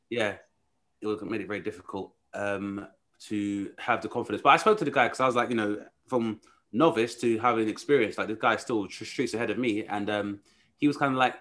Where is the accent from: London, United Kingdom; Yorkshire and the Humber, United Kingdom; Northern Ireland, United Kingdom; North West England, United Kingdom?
London, United Kingdom; also born or lived in West Yorkshire; I grew up in Southeast London